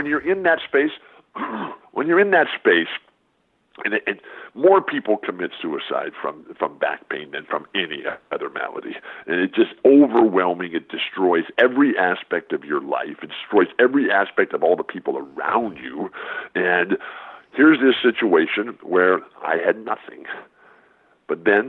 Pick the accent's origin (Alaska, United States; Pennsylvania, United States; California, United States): California, United States; San Diego; I'll be in San Diego, my hometown where I still live